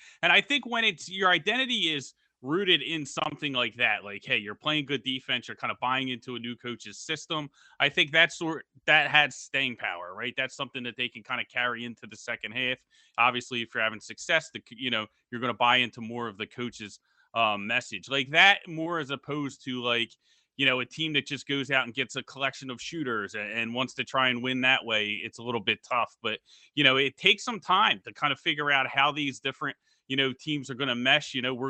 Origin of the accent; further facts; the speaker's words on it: Philadelphia, Pennsylvania, United States; As much as you wanted me to be from Boston, I'm actually from Philly.